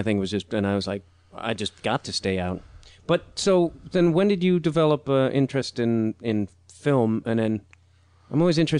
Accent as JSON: {"language": "English", "town": "Chicago", "region": "Illinois", "country": "United States", "tie": "born or raised there", "said": "I'm a kid from Chicago."}